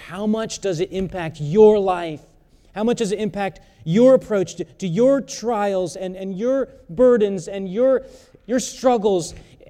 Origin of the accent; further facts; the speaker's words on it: South Korea; Many of you know that I was born in South Korea. My parents are missionaries there. And when I was a teenager, my dad would take us to a busy intersection